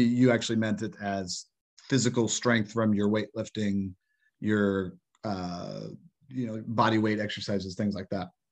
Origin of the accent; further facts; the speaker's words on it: Fort Wayne, Indiana, United States; I grew up in Fort Wayne